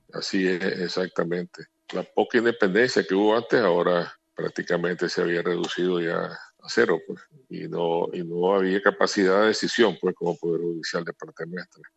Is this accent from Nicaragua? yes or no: yes; Nicaragua; en mi país